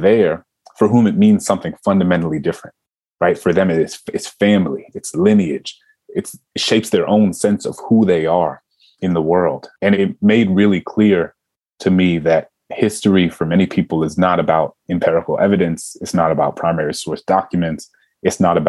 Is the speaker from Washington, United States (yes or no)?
no; New Orleans, Louisiana, United States; me growing up in New Orleans at a time when, you know, we were called the murder capital of the nation